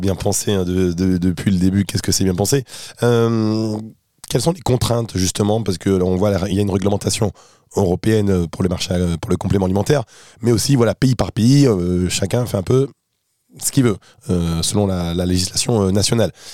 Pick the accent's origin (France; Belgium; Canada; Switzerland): France; en France, hein, on est français, on aime bien le made in France